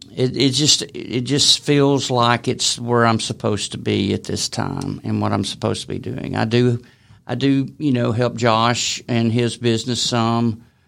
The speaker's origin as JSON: {"language": "English", "town": "Decatur", "region": "Alabama", "country": "United States", "tie": "born or raised there", "moved": "as an adult", "lives_now": "Ball Ground, United States", "said": "I grew up in Decatur, Coleman area"}